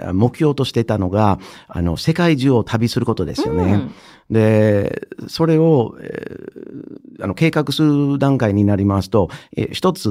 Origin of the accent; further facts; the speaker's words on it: Indiana / Michigan, Midwest, United States; Japanese is a second language; moved away as an adult; also born or lived in Wisconsin, United States / Japan; 私はアメリカの中西部の人です。。あの生まれたのがインディアナ州のはい、あの北の方にある小さい大学の町なんですけれども、えー、中学校高学年の時にあのミシガン州に引っ越して、でまたミシガン州に、えー、大学院に入るために戻って